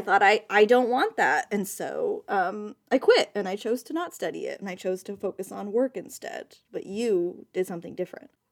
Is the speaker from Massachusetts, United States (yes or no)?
no; San Diego, California, United States; I grew up in San Diego